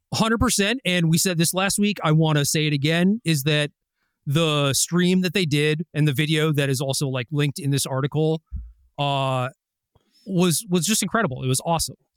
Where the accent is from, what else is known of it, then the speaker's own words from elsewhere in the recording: Minnesota, United States; I was born in Minnesota